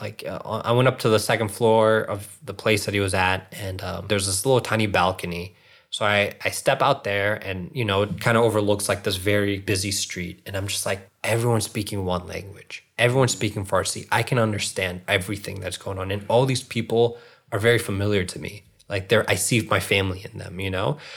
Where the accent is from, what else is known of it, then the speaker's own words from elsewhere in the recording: Northern Virginia, United States; also born or lived in Springfield, Virginia / Reston, Virginia / Centreville, Virginia; I was born and raised in Northern Virginia